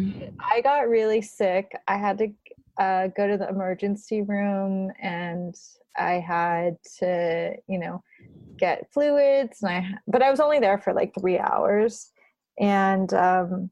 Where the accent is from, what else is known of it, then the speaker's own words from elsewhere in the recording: Burbank, California, United States; moved away as an adult; also born or lived in Berkeley, California / Bay Area, California; now in New York, United States; I grew up in Burbank and I went to school at Berkeley and I lived in the Bay